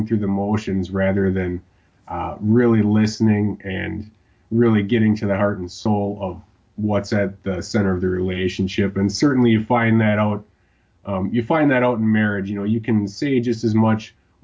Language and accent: English; Wisconsin, United States; Wisconsin, my home state